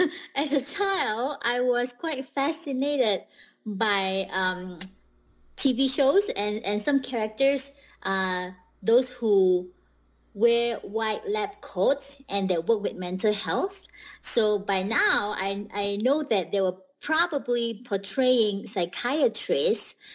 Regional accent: Malaysia; moved away as an adult; also born or lived in Bemidji, Minnesota, United States; I was born and raised in Malaysia, and I went to school. So my elementary to high school, I finished in Malaysia

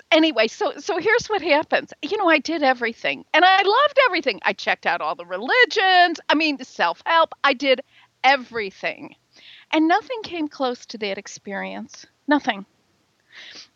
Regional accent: Midwest, United States; accent: Midwestern; now in Chicago, United States; I'm in Chicago. I'm very much a Midwesterner. You can probably hear it in my accent.

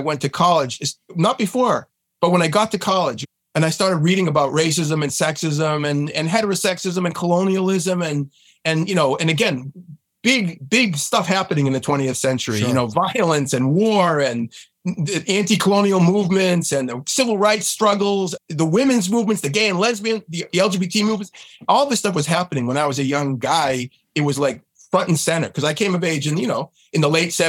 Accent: just north of Boston, Massachusetts, United States; I was born in Boston. I grew up just north of Boston

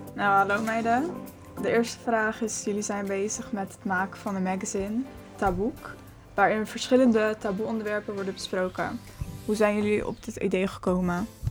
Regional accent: Schiedam, South Holland, Netherlands; Ik kom uit Schiedam

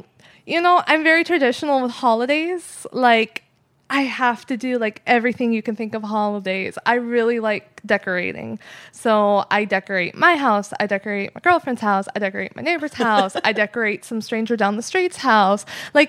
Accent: Santee, California, United States; I grew up in Santee, though, the good part.

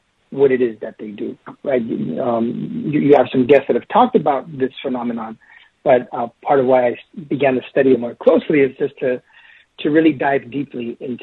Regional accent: Los Angeles, California, United States; growing up in California, growing up in Los Angeles, in what was predominantly a Latino, Mexican-American, and African-American, you know, city, or at least the parts of the city that I grew up

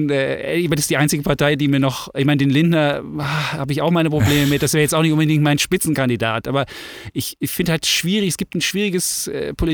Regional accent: East Germany, Germany; ich bin im Osten groß geworden und ich finde, Freiheit ist was Großes.

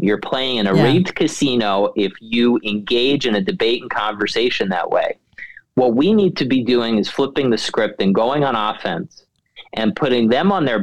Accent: New York City, New York, United States; moved away; also born or lived in Washington; I was born and raised in Queens, New York

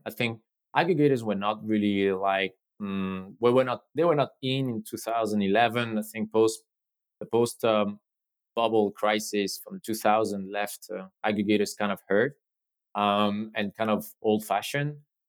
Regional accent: Spain; asked me if I was where I was from, and I said I was from Spain.

